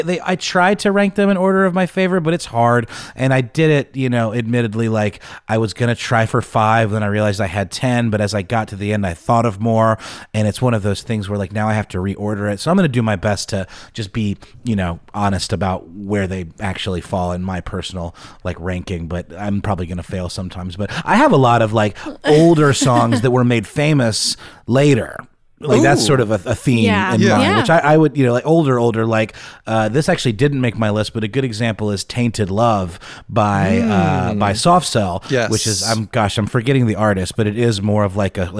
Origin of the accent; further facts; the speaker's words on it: Augusta, Georgia, United States; now in Atlanta, United States; in Augusta, Georgia, which is my hometown